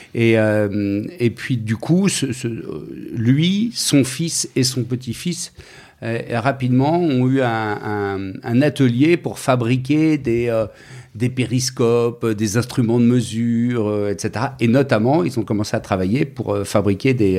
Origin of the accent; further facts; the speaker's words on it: Paris, Île-de-France, France; je suis né à Paris. Je suis parisien, famille de Parisiens